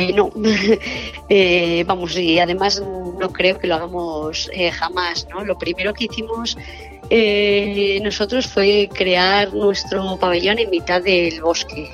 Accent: Basque Country, Spain; todos somos del País Vasco

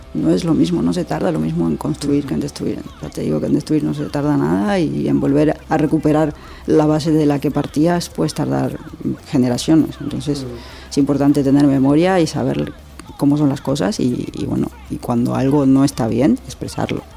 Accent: Argentina; also born or lived in Madrid, Spain; now in Spain; cómo nos criamos en Argentina. ¿no? yo nací en dictadura

